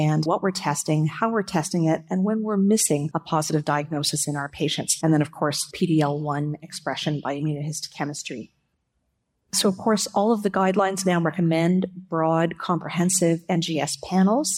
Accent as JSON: {"language": "English", "country": "Canada", "said": "as a Canadian"}